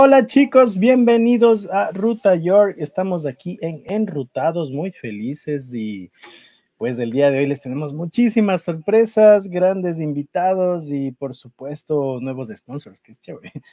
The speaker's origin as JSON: {"language": "Spanish", "country": "Ecuador", "moved": "yes", "lives_now": "United States", "said": "nosotros como ecuatorianos"}